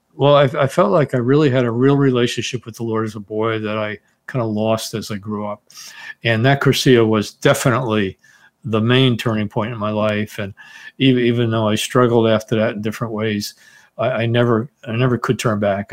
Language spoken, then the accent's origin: English; Teaneck, New Jersey, United States; also born or lived in Bronx, New York City; I was born in New York City, in the Bronx, and grew up in Teaneck, New Jersey